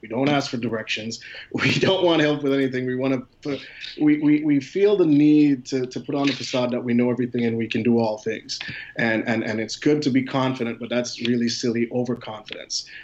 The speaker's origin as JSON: {"language": "English", "town": "Philadelphia", "region": "Pennsylvania", "country": "United States", "said": "I'm actually from Philadelphia"}